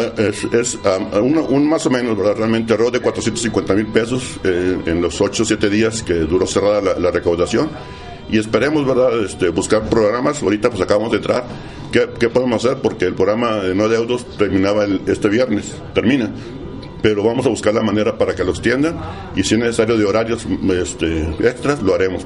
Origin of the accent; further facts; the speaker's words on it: Delicias, Chihuahua, Mexico; somos familia de Delicia, somos amigos de Delicia, ustedes agricultores me conocen